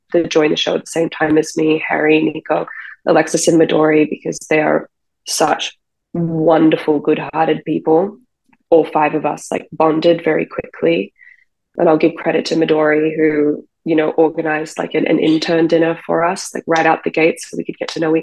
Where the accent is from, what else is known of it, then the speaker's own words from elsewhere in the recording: Australia; now in United States; I'm on a visa because I'm Australian